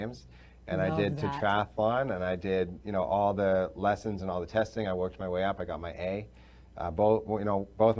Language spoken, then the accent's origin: English; Vancouver, British Columbia, Canada; I grew up in Vancouver in British Columbia.